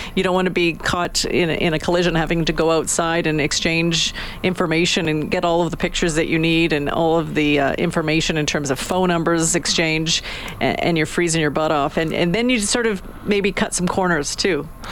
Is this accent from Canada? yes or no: yes; Canada; We're Canadian